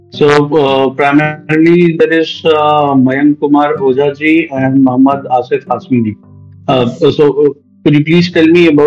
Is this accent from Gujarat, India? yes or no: no; Bihar Sharif, Bihar, India; sir मेरा district है sir Nalanda district है सर और बिहार जी जी मेरा home town sir Bihar Sharif पड़ेगा पर डिस्ट्रिक्ट नालंदा है सर